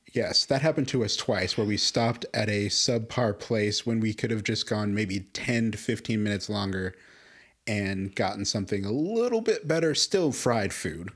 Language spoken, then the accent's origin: English; Chicago, Illinois, United States; moved away as an adult; now in Las Cruces, United States; I grew up in Chicago my life